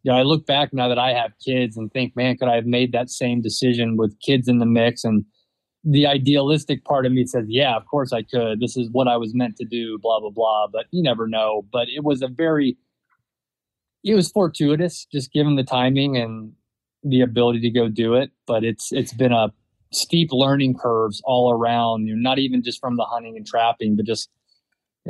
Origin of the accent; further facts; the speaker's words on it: Southeast, United States; I grew up in the Southeast with, you know, hunting always on the periphery.